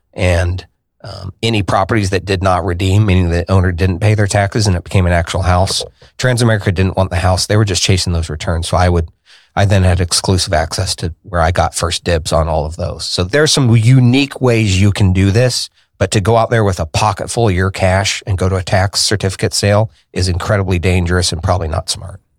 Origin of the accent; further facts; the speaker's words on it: Indianapolis, Indiana, United States; I was born here in Indianapolis on the north side